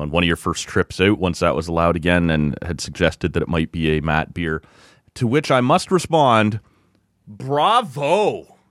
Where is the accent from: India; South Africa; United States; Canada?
Canada; Oshawa, Ontario; moved away; my hometown of Oshawa